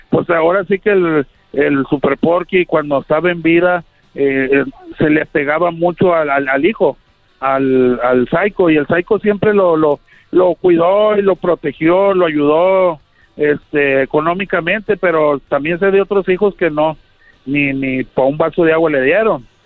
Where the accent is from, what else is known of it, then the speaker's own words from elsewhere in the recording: Monclova, Coahuila, Mexico; also born or lived in Querétaro / Gómez Palacio, Durango; Pero a los tres meses me llevaron a Monclova, Coahuila, güey. O sea, toda mi vida, toda mi vida la viví en Monclova, Coahuila.